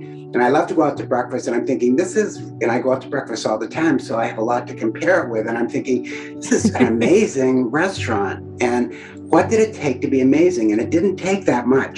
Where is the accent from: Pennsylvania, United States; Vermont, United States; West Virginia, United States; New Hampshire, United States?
New Hampshire, United States; I'm from New Hampshire.